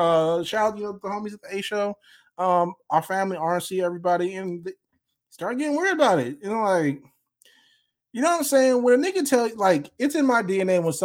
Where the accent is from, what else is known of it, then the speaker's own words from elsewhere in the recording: Chicago, Illinois, United States; we are both from Chicago